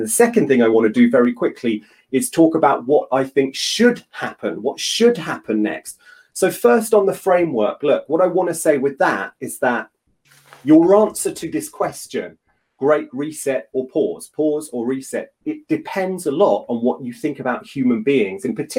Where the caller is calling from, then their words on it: London, United Kingdom; I'm joining from London, from South London, lockdown London.